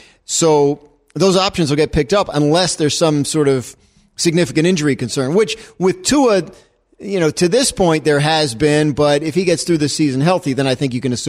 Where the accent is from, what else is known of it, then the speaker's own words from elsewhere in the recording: New Jersey, United States; now in Connecticut, United States; I grew up in New Jersey and I live in Connecticut.